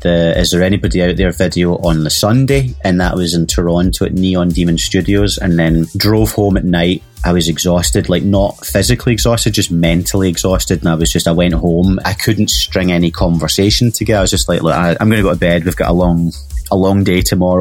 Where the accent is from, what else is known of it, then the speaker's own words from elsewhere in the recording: Glasgow, Scotland, United Kingdom; moved away as an adult; also born or lived in Los Angeles; now in United States; my hometown of Glasgow